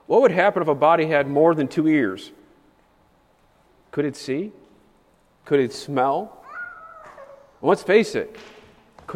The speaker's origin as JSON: {"language": "English", "town": "Chicago", "region": "Illinois", "country": "United States", "said": "As a Chicagoan"}